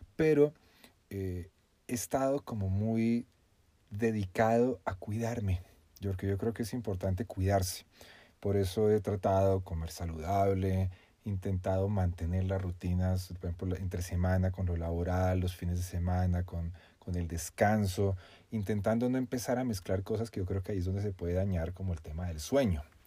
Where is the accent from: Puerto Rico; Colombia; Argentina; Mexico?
Colombia; soy colombiano